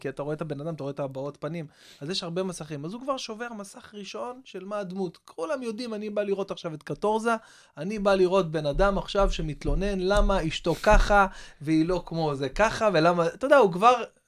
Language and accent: Hebrew; Israel; אני מכאן